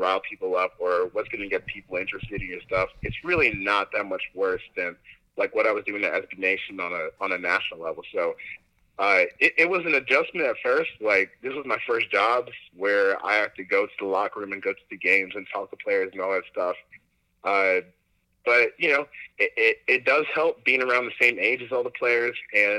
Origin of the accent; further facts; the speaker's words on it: Baltimore, Maryland, United States; also born or lived in Decatur, Georgia / Charlotte, North Carolina; I was born in Decatur, Georgia, hence the Falcons fandom. Mm-hmm. But I would say I grew up in between like Baltimore and Charlotte. I spent middle school in Charlotte, high school in Baltimore. I would say I grew up there